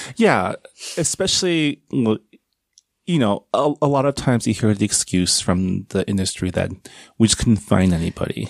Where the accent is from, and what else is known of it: San Gabriel, California, United States; born or raised there; also born or lived in Canada